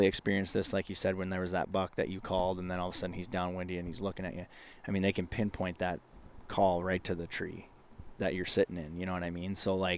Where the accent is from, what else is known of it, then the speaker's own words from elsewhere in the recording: Minnesota, United States; when I was growing up in Northwest Minnesota, it was, I mean, man, everything was